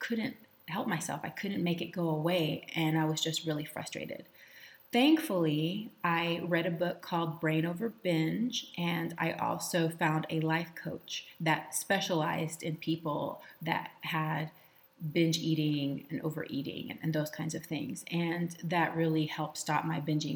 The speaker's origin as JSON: {"language": "English", "region": "Texas", "country": "United States", "tie": "born or raised there", "said": "I was raised in Texas with my mom and my first stepdad"}